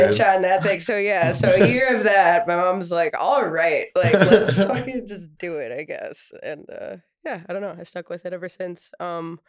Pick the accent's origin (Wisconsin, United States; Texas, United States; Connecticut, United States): Wisconsin, United States; Tomahawk; I grew up in Tomahawk